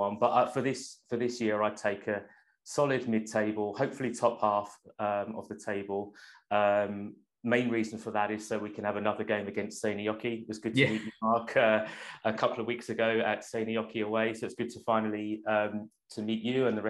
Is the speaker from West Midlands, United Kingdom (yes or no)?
no; London, United Kingdom; now in Finland; growing up in London